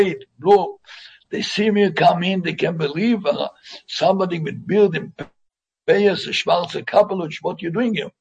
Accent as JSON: {"language": "English", "town": "Jerusalem", "region": "Jerusalem District", "country": "Israel", "tie": "born or raised there", "also_born_or_lived": "Migdal HaEmek", "second_language": "English", "said": "I grew up in Yerushalayim"}